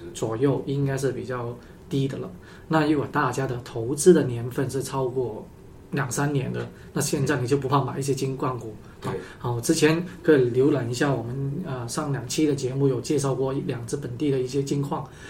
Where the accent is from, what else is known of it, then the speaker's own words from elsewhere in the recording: Guangzhou, Guangdong, China; 小时候在广州，十几年前